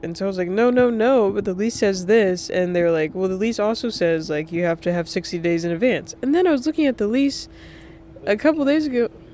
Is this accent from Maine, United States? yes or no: no; North Carolina, United States; moved away; also born or lived in Rhode Island; I grew up in North Carolina